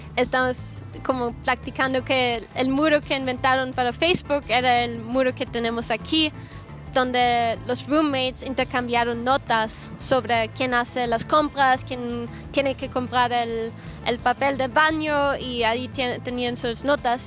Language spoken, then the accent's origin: Spanish; Austria; moved away as an adult; also born or lived in Guadalajara, Mexico; Yo soy de Austria, soy austríaca